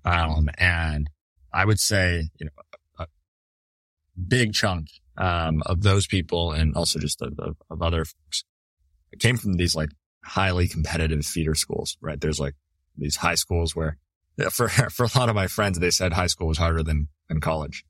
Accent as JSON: {"language": "English", "town": "Toronto", "region": "Ontario", "country": "Canada", "tie": "born or raised there", "also_born_or_lived": "New Brunswick, Canada", "moved": "as an adult", "lives_now": "United States"}